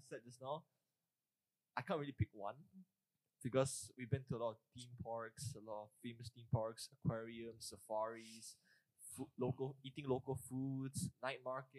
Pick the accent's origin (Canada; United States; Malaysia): Malaysia; I'm Malaysian